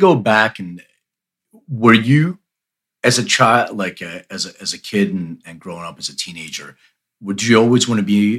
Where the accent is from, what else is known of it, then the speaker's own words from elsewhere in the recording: Philadelphia, Pennsylvania, United States; moved away as an adult; now in Los Angeles, United States; So I'm from Philly, but I lived in LA for the last almost 15 years.